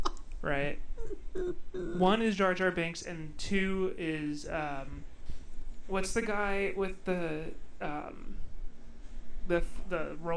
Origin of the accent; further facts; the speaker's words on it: Long Island, New York, United States; I'm from Long Island, so I say Mario.